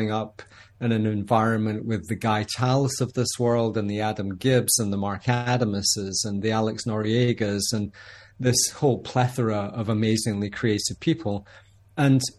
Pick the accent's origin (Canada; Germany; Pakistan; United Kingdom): United Kingdom; Scotland; When you're 19 years old, growing up in Scotland